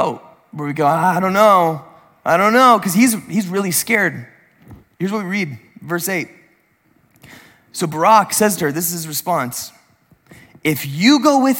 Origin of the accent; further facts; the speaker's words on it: San Diego, California, United States; I grew up in San Diego